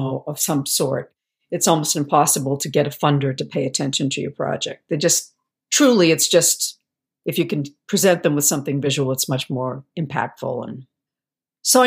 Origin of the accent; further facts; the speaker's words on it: Boston, Massachusetts, United States; also born or lived in Syracuse; I'm from Boston originally